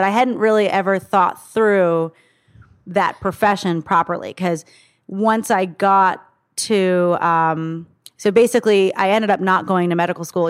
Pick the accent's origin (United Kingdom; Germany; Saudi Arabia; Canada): Saudi Arabia; born there; So I was actually born in Saudi Arabia.